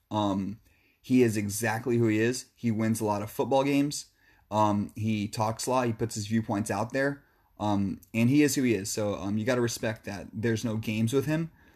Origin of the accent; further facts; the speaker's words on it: Shoreline, Washington, United States; I'm from Shoreline